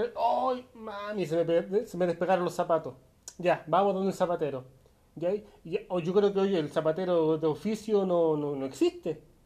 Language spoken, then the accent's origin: Spanish; Santiago, Santiago Metropolitan Region, Chile; salí, salí de la Pintana y me fui a estudiar a San Miguel